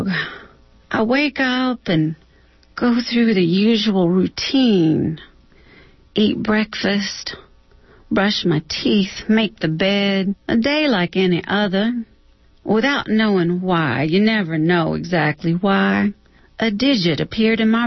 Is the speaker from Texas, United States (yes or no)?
yes; Texas, United States; moved away; I'm from Texas.